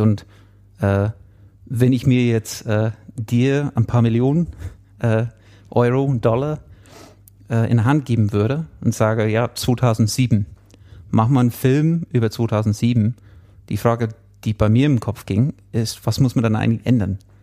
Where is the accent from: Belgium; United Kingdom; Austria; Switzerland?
United Kingdom; England; German is a second language; now in Munich, Germany; Einige würden schon hören, dass ich kein Deutscher bin, ich bin Engländer äh, und auch kein Bayer. Ähm, wohne schon etwas länger jetzt in München